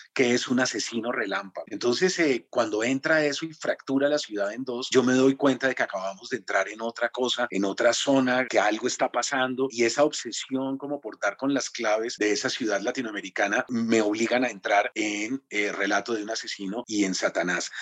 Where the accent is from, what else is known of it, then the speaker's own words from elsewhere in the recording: Colombia; Jamás en mi vida había salido de Colombia